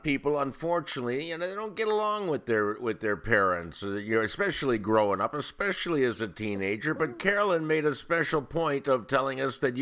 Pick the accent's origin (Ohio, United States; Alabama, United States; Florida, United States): Ohio, United States; Cleveland; moved away; I grew up in Cleveland